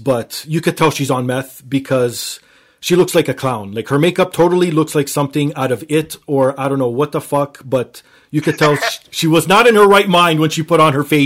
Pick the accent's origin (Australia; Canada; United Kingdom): Canada; Toronto, Ontario; I'm from Toronto.